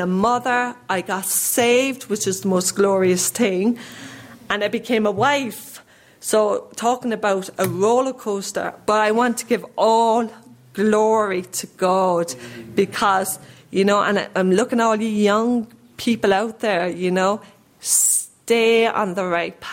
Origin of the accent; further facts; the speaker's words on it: Ireland; I grew up in Ireland